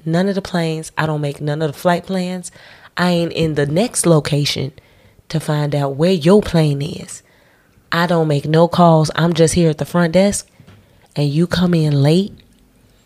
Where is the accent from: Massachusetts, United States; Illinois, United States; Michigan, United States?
Illinois, United States; Chicago; I was born in Chicago